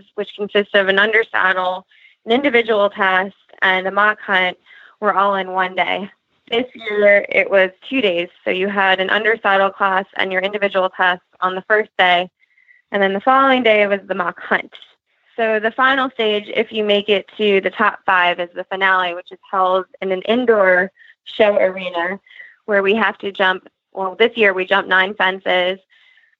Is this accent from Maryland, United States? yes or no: yes; Monkton, Maryland, United States; I'm from Moncton, Maryland